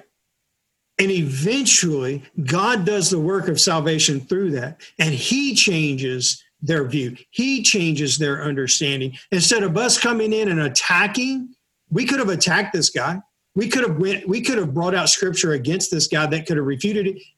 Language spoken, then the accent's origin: English; United States; I'm from America or I'm an American